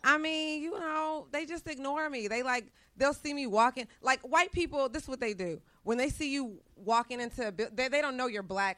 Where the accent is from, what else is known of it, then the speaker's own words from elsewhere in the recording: Dallas, Texas, United States; I'm from Texas